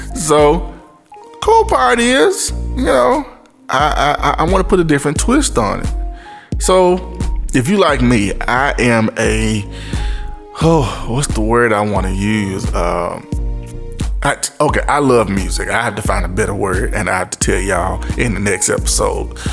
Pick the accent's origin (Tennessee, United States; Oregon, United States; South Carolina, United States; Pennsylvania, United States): Tennessee, United States; Memphis; my Memphis folk. You know, that's my hometown. M Town